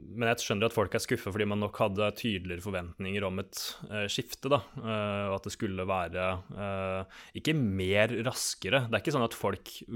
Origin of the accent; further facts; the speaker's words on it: Sarpsborg, Østfold, Norway; moved away; Var hjemme i Sarpsborg og så onkelbarna gå i tog